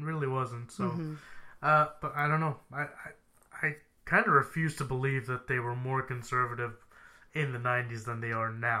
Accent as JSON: {"language": "English", "region": "Texas", "country": "United States", "said": "being a Texan"}